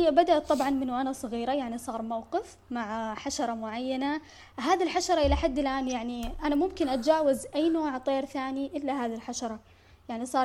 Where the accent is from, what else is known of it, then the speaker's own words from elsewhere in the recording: Saudi Arabia; احنا عندنا في السعودية